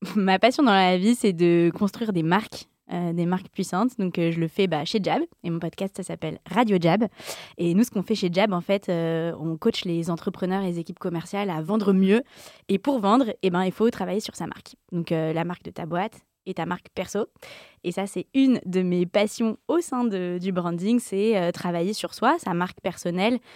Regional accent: Yvelines, Île-de-France, France; also born or lived in Paris; j'ai grandi comme j'étais dans les Yvelines

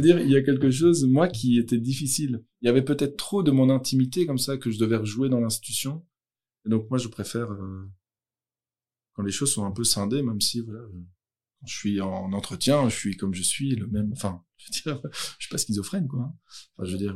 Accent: Brussels, Brussels-Capital Region, Belgium; moved away; Je suis originaire de Bruxelles

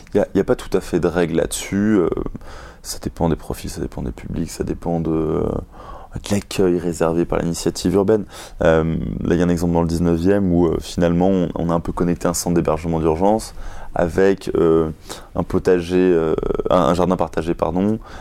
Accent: Paris, Île-de-France, France; moi, je suis parisien

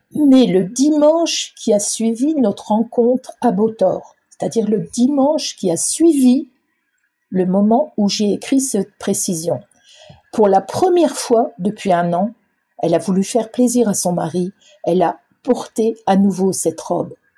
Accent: Ardennes, Grand Est, France; je suis originaire des Ardennes

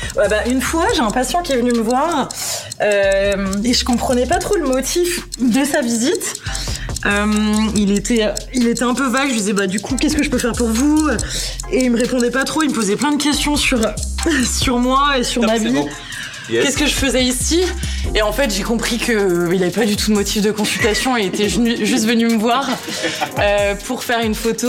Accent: Mâcon, Bourgogne-Franche-Comté, France; moved away as an adult; now in New Caledonia; j'ai grandi en Bourgogne, à Mâcon, plus précisément

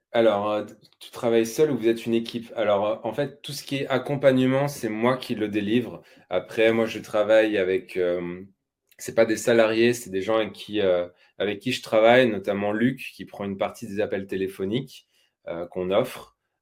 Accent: Normandy, France; je suis normand d'origine.

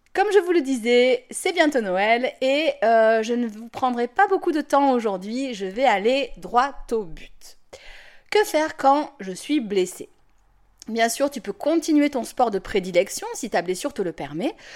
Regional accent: Toulon, Provence-Alpes-Côte d'Azur, France; moved away; je vais déménager à, Toulon. Et outre le fait de revenir dans ma région natale et de me rapprocher de ma famille

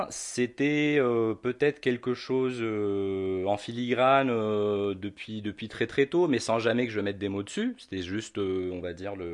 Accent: Algeria; also born or lived in London / Tunisia; now in France; je suis né à Londres. {S0} D'accord. {S1} Euh, J'y ai passé ma tendre enfance et le reste de mon enfance en Algérie

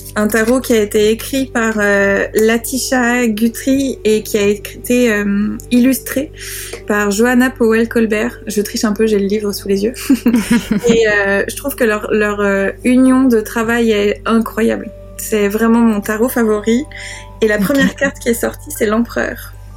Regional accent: France; accent: French; avec mon accent de grenouille française

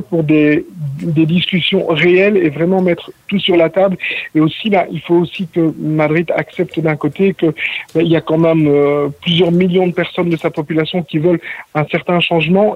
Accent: Belgium; now in Mont-roig del Camp, Spain; je suis belge d'origine

